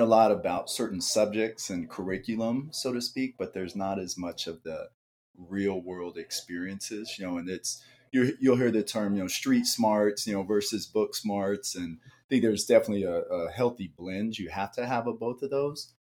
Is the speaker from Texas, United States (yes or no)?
yes; Dallas, Texas, United States; also born or lived in Mesa, Arizona; now in Phoenix, United States; grew up in Dallas. So Dallas is my roots